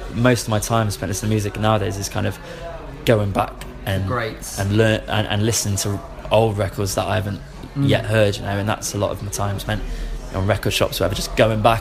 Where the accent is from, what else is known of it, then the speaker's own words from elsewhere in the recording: Weston-super-Mare, South West England, United Kingdom; my hometown, Weston-super-Mare